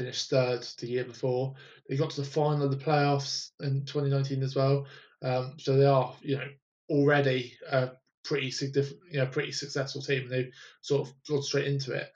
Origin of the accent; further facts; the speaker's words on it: United Kingdom; we are all British